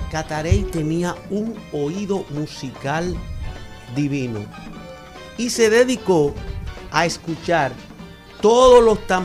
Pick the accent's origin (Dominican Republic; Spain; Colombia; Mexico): Dominican Republic; es el mayor aporte de África a nuestra sociedad, a nuestra tradición y a nuestra cultura. Como dominicanos.